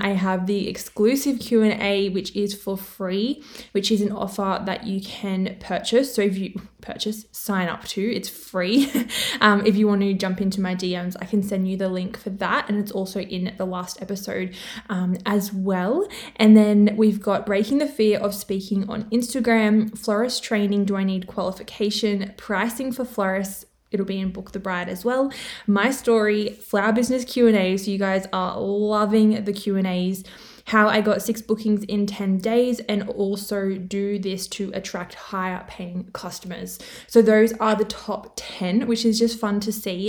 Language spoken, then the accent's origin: English; Australia; accent: Australian; I'm from Australia, which you can probably tell by my accent, which I didn't even know I had one